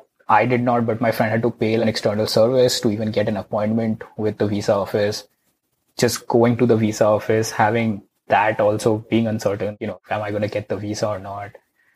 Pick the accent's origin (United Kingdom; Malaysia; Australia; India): India; moved away as an adult; now in United States